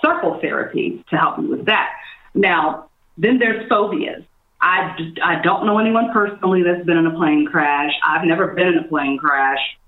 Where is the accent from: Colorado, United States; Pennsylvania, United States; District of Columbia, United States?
District of Columbia, United States; Washington; also born or lived in New York City; now in Los Angeles, United States; traveling back and forth from LA to my hometown, DC